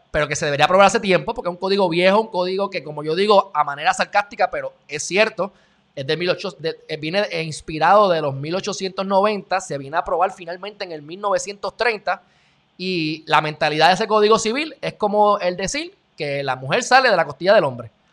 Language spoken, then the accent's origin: Spanish; Puerto Rico